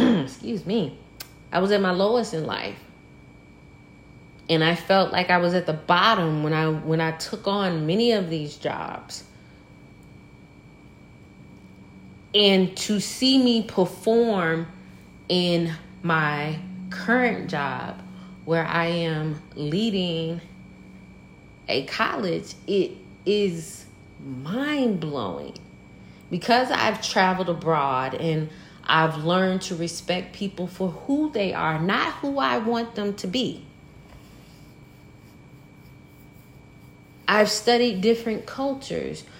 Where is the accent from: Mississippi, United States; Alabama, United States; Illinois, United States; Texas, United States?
Mississippi, United States; Mississippi Delta, United States; Born and bred in the heart of the Mississippi Delta